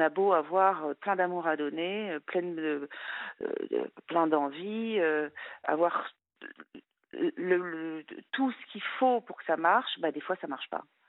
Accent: France; moved away as an adult; also born or lived in Luxembourg; je voulais rentrer en France

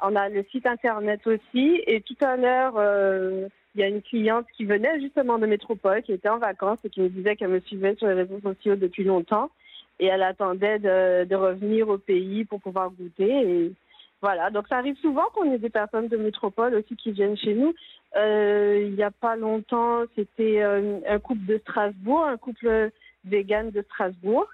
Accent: Guadeloupe; chez nous en Guadeloupe

